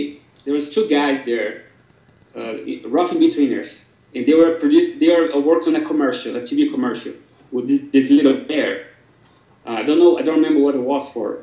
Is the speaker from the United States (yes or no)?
no; Brazil; English is a second language; moved away as an adult; I started learning in the best studio in Brazil at the time with the best people